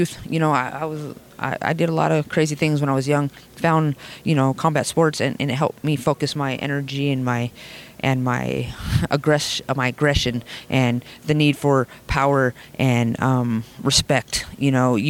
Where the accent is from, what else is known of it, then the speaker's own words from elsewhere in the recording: Las Vegas, Nevada, United States; I'm from Vegas